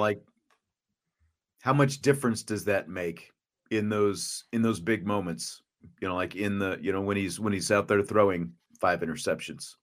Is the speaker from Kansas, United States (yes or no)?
yes; Kansas, United States; growing up where I grew up in Kansas